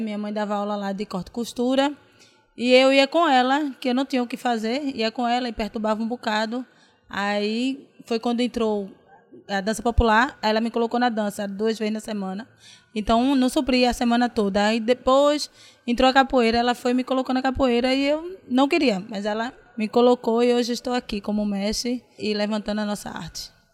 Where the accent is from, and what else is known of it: Santo Amaro, Pernambuco, Brazil; born or raised there; also born or lived in Paulista